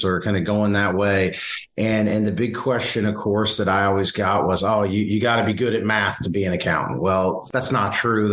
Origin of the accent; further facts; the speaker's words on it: Simpsonville, Kentucky, United States; I grew up in Kentucky and in rural Kentucky.